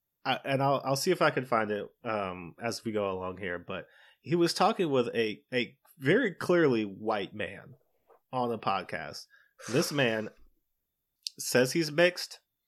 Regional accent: Maryland, United States; I'm from Maryland.

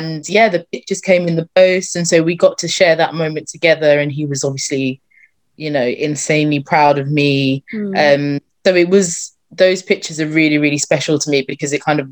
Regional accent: Croydon, London, United Kingdom; I'm from Croydon. That's where I live, born and bred.

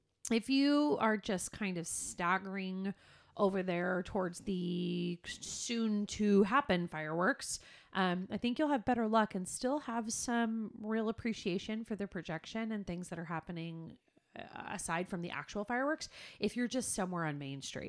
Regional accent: California, United States; we're from California

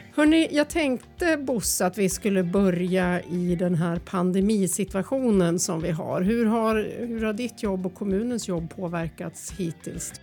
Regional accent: Östersund, Jämtland, Sweden; när jag växte upp i Östersund då på körfältet på 80-talet

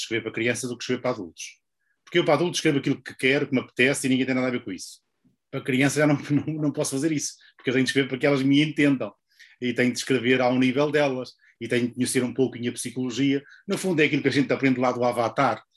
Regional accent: Portugal; moved away; also born or lived in Porto; eu nasci em, em Oliveira das Meias, uh, depois vim, vim estudar para o Porto

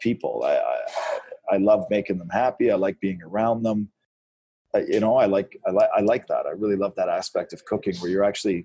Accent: Red Deer, Alberta, Canada; now in Calgary, Canada; We moved to Calgary from Red Deer, Alberta when I was 13 years old

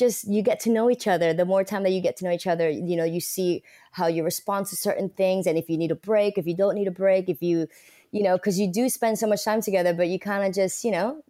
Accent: Bronx, New York, United States; I come from the Bronx, you know.

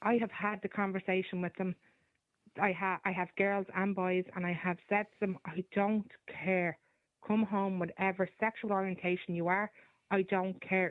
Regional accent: Dublin, Leinster, Ireland; I grew up in Dublin and I, I don't live in Dublin anymore

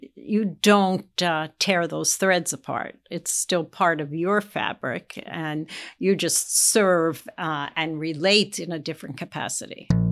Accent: East Coast, United States; moved away as an adult; now in Indianapolis, United States; I was from the East Coast

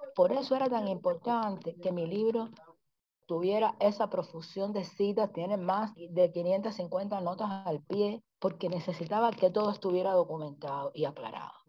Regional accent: Cuba; yo soy mujer, soy negra, soy cubana

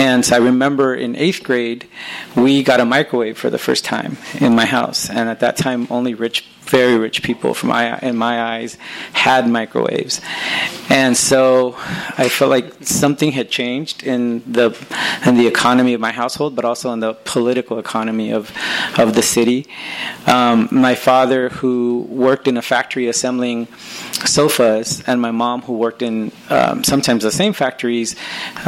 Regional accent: Los Angeles, California, United States; I was raised in Northeast

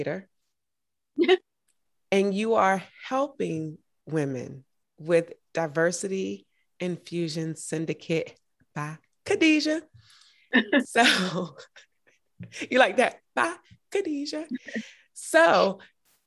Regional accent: Augusta, Georgia, United States; I'm from Augusta, Georgia

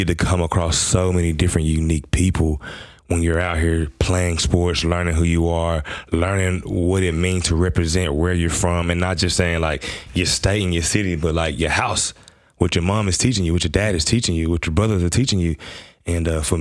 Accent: Memphis, Tennessee, United States; moved away as an adult; now in Adelaide, Australia; I'm from Memphis, Tennessee. Born and raised out of the South of America.

